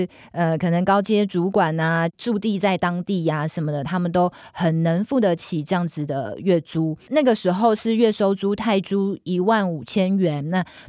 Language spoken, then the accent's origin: Chinese; Taiwan; 跟我们台湾人的文化很像。